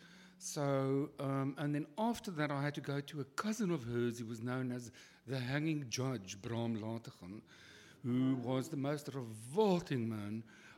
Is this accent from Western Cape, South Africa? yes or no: yes; Cape Town, Western Cape, South Africa; I was born out of wedlock, and then I grew up in Kloof Street in boarding houses with my mother, who was very poor.